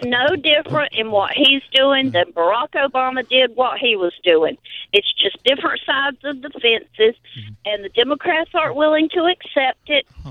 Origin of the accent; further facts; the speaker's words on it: North Carolina, United States; accent: Southern; My accent comes from North Carolina